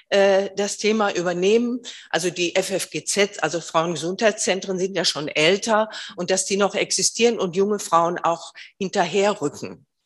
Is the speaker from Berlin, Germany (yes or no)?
yes; Berlin, Germany; In Berlin gibt es, ich komme aus Berlin, das Bündnis für sexuelle Selbstbestimmung